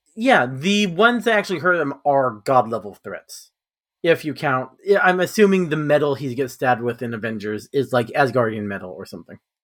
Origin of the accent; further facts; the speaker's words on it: California, United States; I'm from California